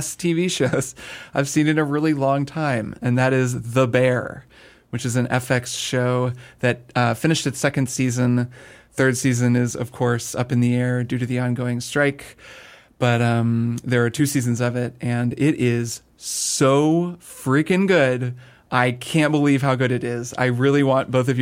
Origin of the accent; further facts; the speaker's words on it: Indiana, United States; I grew up in Indiana